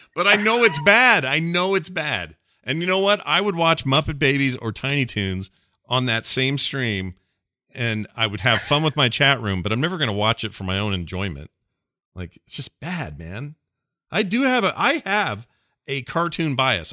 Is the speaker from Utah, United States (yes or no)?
yes; Salt Lake City, Utah, United States; it's like Salt Lake City. Said it was, it was my hometown